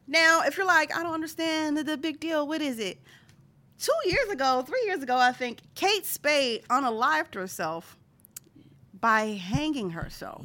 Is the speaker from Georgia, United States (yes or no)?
no; Philadelphia, Pennsylvania, United States; I'm from Philadelphia. Philadelphia is a city, so I'm considered a Philadelphian